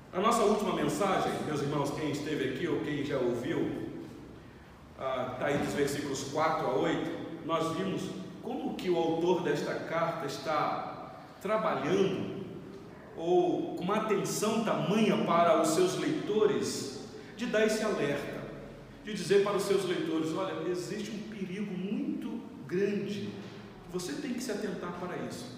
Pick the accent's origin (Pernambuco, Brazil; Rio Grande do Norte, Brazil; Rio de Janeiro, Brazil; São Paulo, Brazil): Rio de Janeiro, Brazil; eu sou natural do Rio de Janeiro, do estado do Rio de Janeiro, moro no sul fluminense do estado